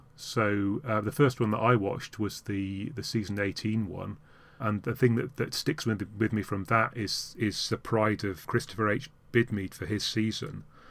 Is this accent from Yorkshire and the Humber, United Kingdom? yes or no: yes; Yorkshire and the Humber, United Kingdom; I was brought up in Yorkshire